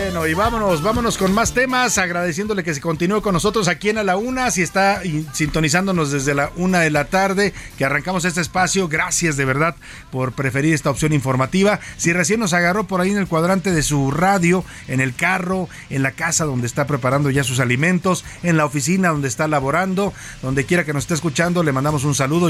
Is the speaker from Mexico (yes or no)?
yes; Mexico; nosotros somos un país expulsor de migrantes